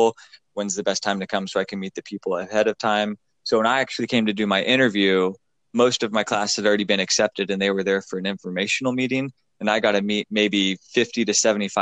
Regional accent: Pacific Northwest, United States; moved away as an adult; I'm from the Pacific Northwest

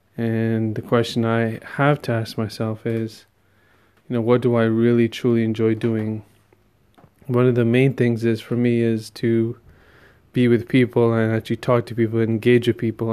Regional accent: New York tri-state area, United States; growing up in the New York tri-state area

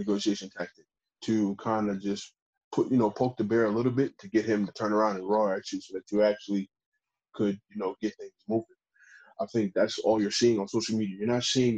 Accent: United States; As an American player

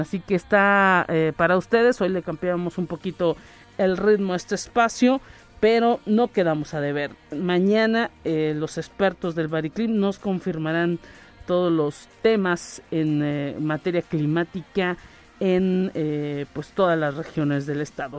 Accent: Mexico; como mexicanos

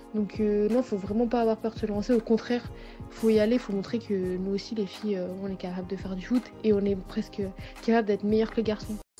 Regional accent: France; je suis française

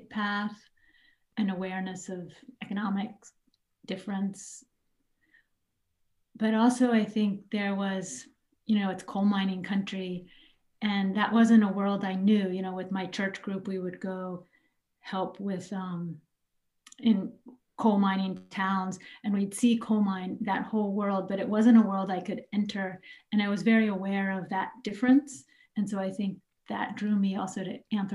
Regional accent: Charleston, West Virginia, United States; moved away as an adult; I'm from Charleston, the capital, and grew up there.

